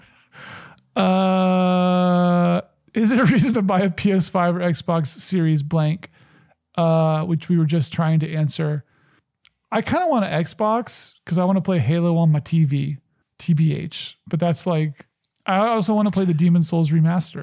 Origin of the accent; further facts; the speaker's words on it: the South, United States; I grew up in the South